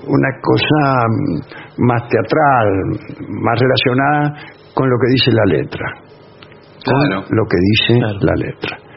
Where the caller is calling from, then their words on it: Santa Fe, Argentina; de Santa Fe.